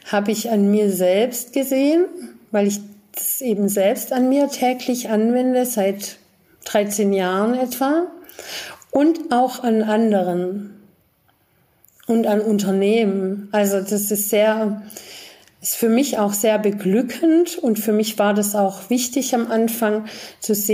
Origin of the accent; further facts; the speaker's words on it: Germany; auch ich bin eben in Deutschland groß geworden und auch ich hatte erstmal eine ganz andere Weltsicht und Ansicht